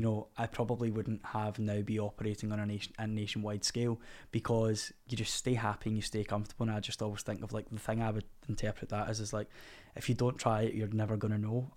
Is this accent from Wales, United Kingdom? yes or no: no; Scotland, United Kingdom; as a Scottish man